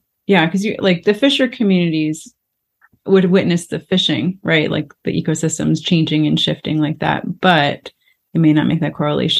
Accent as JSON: {"language": "English", "region": "Florida", "country": "United States", "tie": "born or raised there", "said": "I grew up in Florida and we play in the water"}